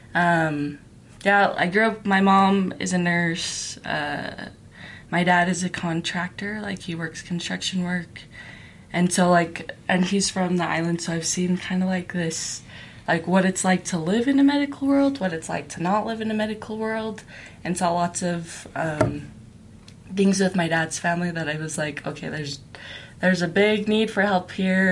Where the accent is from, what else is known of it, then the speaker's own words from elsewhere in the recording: Utah, United States; also born or lived in New Mexico / Philippines; growing up in Utah County